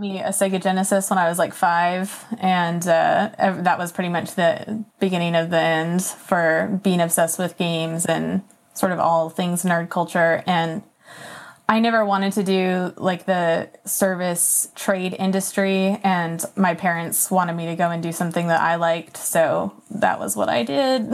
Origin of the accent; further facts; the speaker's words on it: Napa Valley, California, United States; moved away as an adult; also born or lived in Oklahoma / San Francisco, California; now in South Carolina, United States; I was born in Oklahoma and then moved to California when I was like eight. And I lived in the Napa Valley for uh, 13 years